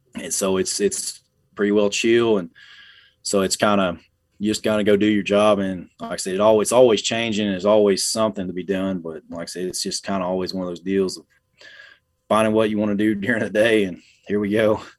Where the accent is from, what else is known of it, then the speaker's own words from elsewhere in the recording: Ardmore, Oklahoma, United States; also born or lived in Atoka, Oklahoma; I was born in South Central Oklahoma, uh, in Ardmore. Uh, was raised up in that area